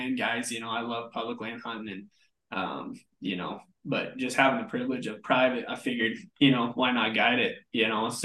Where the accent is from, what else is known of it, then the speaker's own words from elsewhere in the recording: Kremmling, Colorado, United States; I grew up in Kremlin, Colorado.